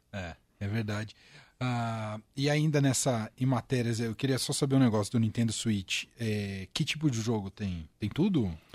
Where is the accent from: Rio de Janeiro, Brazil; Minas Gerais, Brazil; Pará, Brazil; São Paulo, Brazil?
São Paulo, Brazil; Vargem Grande Paulista; eu de Vargem Grande Paulista